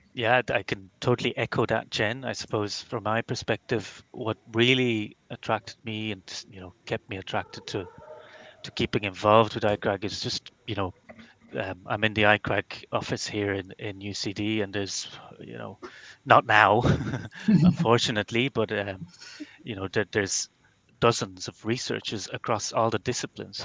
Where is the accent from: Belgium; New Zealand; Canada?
Belgium; moved away as an adult; now in Ireland; I'm from Belgium